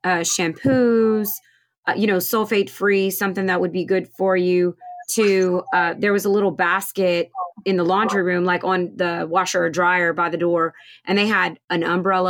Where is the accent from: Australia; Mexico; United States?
United States; Louisiana; We're from Louisiana